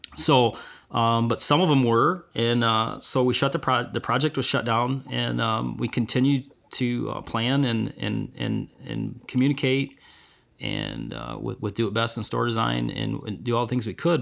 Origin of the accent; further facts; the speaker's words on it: Vassar, Michigan, United States; I'm from Vassar, been lifelong, uh, resident here, and I wouldn't wanna be anywhere else.